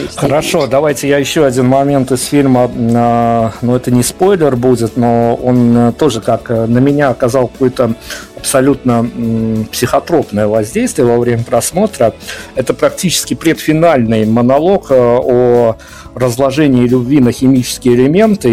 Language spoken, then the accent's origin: Russian; Belarus; Мы, белорусы